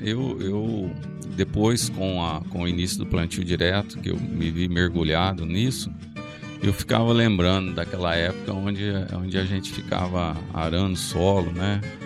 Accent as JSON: {"language": "Portuguese", "town": "Rio Verde", "region": "Goiás", "country": "Brazil", "tie": "born or raised there", "said": "as pessoas me perguntam de onde eu sou, eu falo que eu sou de Rio Verde"}